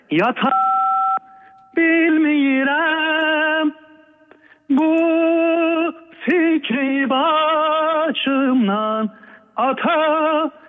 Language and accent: Turkish; Azerbaijan region, Iran; Yok yok ben Güney Azerbaycan Türküyüm.